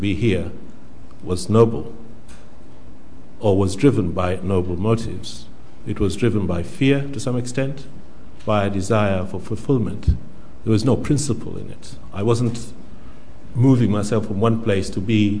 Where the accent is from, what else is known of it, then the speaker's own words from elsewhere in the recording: Zanzibar, Tanzania; now in United Kingdom; I come from Zanzibar. So I just want to begin first by thinking about that, what I've just said. What does it mean to say I come from Zanzibar when I've lived for the last 40 years here?